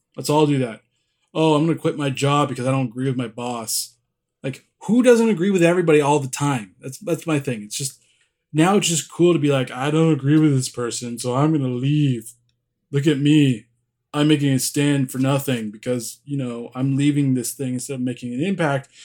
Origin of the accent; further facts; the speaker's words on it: California, United States; I'm from California